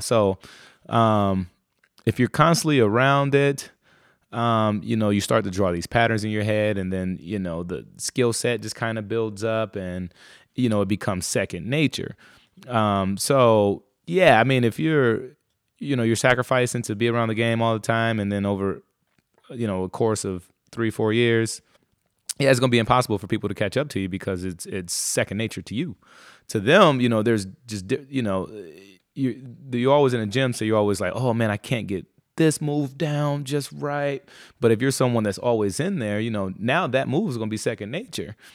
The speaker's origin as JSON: {"language": "English", "town": "Muskegon Heights", "region": "Michigan", "country": "United States", "tie": "born or raised there", "said": "I was born in a place called, uh, Muskegon. So I was, I grew up in Muskegon Heights, uh, Michigan"}